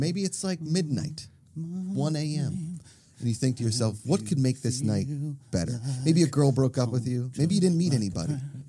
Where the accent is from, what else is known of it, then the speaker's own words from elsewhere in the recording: Pittsburgh, Pennsylvania, United States; now in Los Angeles, United States; In my hometown, in Pittsburgh, Pennsylvania, we had no restaurants in our town.